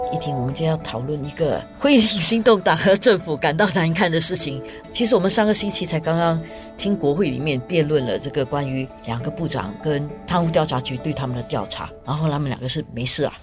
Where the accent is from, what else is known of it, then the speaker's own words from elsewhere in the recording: Singapore; 我们新加坡人